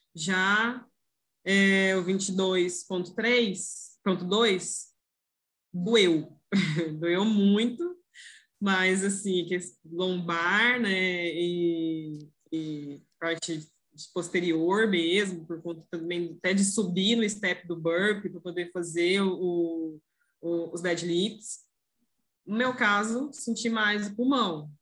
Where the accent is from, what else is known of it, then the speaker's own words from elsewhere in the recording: Goiânia, Goiás, Brazil; eu sou aqui de Goiânia